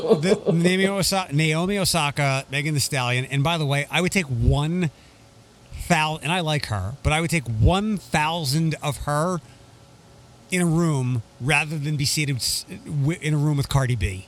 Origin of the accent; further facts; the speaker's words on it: Toledo, Ohio, United States; my hometown